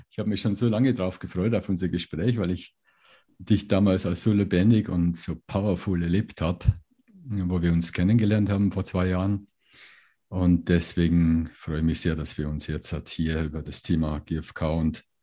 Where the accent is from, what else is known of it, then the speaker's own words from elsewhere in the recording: Bavaria, Germany; In der Nähe von Regensburg.